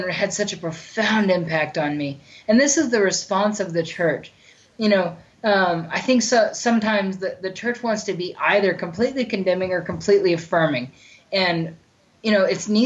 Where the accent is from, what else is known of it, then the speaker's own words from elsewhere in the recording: Bartlesville, Oklahoma, United States; moved away as an adult; My parents let me move home to Bartlesville, to my hometown